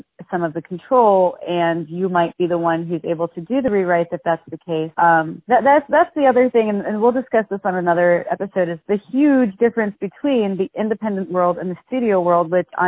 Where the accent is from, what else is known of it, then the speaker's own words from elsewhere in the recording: South Florida, United States; moved away; we're all from South Florida